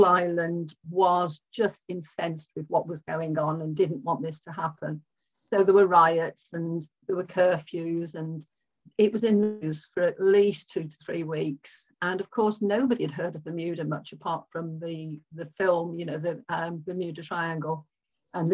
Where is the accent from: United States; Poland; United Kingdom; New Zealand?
United Kingdom; Birmingham, West Midlands; moved away as an adult; also born or lived in Kingsbury / Surrey; born and brought up in Birmingham